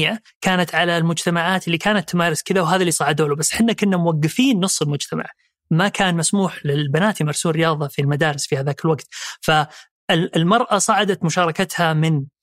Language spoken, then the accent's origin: Arabic; Jeddah, Makkah Province, Saudi Arabia; also born or lived in Riyadh / Eastern Province / London / Dubai; مولود في الرياض وأول انتقال في حياتي كان لجدة وهناك تربيت